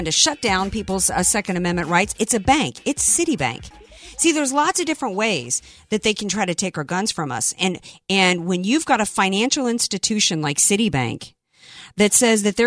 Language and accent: English; the South, United States; now in San Diego, United States; I grew up in the South